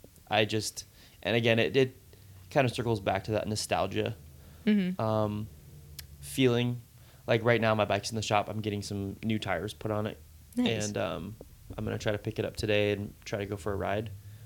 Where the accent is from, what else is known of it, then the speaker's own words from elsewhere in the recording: Capitola, California, United States; And then like I grew up in Capitola, and then we moved to Live Oak, and then went to Aptos, and then a different part of Aptos, and then Capitola